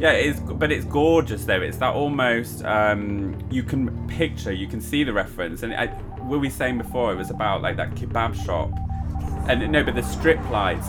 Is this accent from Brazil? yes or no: no; the north of England, United Kingdom; now in London, United Kingdom; two northerners in London